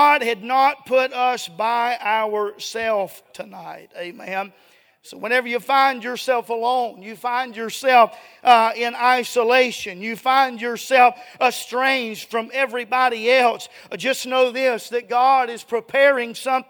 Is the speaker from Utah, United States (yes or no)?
no; Dallas, Georgia, United States; moved away as an adult; I'm from Dallas, Georgia. It's about an hour and a half south of here